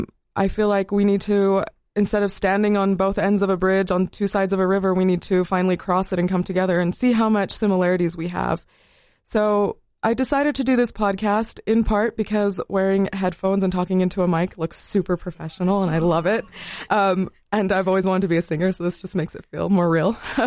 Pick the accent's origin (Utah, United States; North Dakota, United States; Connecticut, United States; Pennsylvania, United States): Utah, United States; Cedar City; also born or lived in Las Cruces, United States; I was born in Las Cruces, New Mexico, before moving to Cedar about 17 years ago. But I'm originally from Palestine.